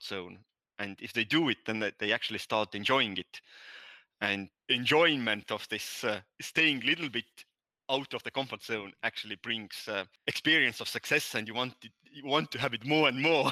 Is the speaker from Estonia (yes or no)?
yes; Estonia; accent: Nordic; first language Estonian; English is a second language; My native language is Estonian. That's why I have this weird accent, Nordic accent.